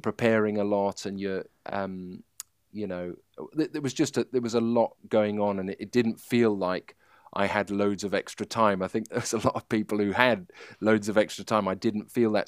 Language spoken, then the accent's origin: English; Manchester, North West England, United Kingdom; I was born in Manchester